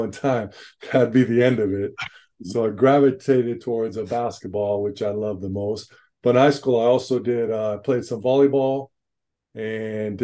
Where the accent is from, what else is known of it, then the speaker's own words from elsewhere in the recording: Los Angeles, California, United States; born and raised and still living in San Pedro, California, just down here, Southern California, LA, San Pedro.